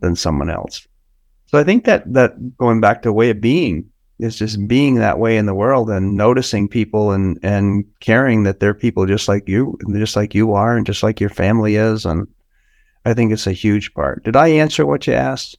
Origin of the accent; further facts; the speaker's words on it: United States; I'm an American.